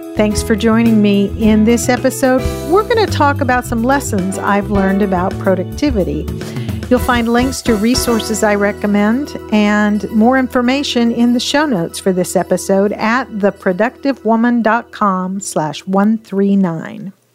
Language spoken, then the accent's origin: English; Pacific Northwest, United States; I grew up in the Pacific Northwest